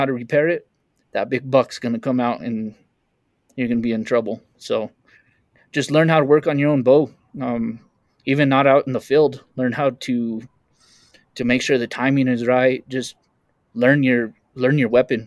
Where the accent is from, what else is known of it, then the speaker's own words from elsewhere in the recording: Taos, New Mexico, United States; I'm in Taos, New Mexico, northern New Mexico. It's my hometown